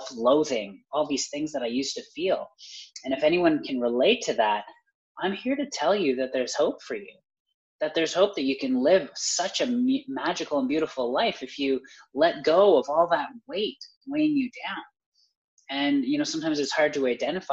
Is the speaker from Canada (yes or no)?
yes; Canada; I'm Canadian